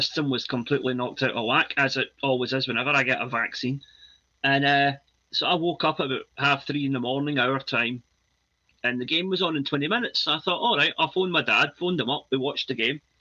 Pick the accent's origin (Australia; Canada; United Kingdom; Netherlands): United Kingdom; Scotland; yep. proud